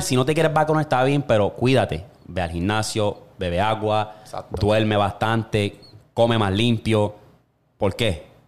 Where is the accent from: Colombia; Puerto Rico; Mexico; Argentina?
Puerto Rico; como todo boricua